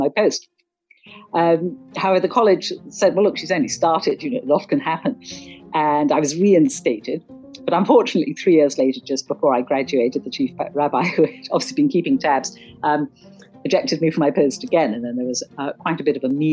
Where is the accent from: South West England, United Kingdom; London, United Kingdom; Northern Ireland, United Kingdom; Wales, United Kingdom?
South West England, United Kingdom; Cornwall; I grew up in Cornwall